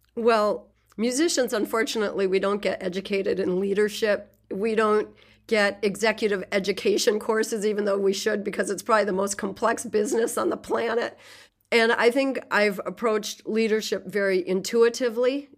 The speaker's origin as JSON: {"language": "English", "region": "Southwest Minnesota", "country": "United States", "tie": "born or raised there", "said": "I was born in Southwest Minnesota, prairie country, in nineteen sixty in a very small rural town"}